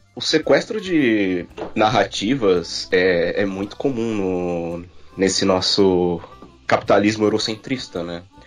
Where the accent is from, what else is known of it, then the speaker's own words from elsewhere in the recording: Brazil; Nós, como brasileiros